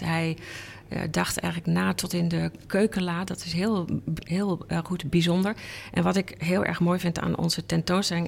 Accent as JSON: {"language": "Dutch", "town": "Enschede", "region": "Overijssel", "country": "Netherlands", "tie": "born or raised there", "moved": "as an adult", "lives_now": "Amsterdam, Netherlands", "said": "ik kom uit Enschede en eh, daar ben ik opgegroeid"}